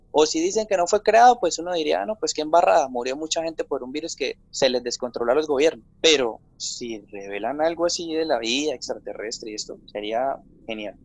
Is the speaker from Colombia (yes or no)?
yes; San Vicente de Chucurí, Santander, Colombia; yo soy de, de un municipio que se llama San Vicente de Chucurí, esto es en el departamento de Santander. Yo nací en San Vicente de Chucurí